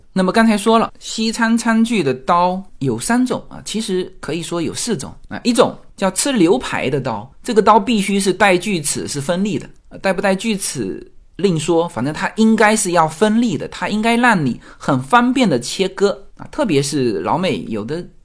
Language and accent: Chinese; China; now in United States; 我们中国人喝酒是一个叫团体行为